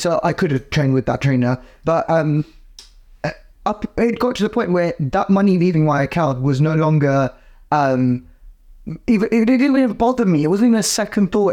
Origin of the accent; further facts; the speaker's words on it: United Kingdom; we as British Asians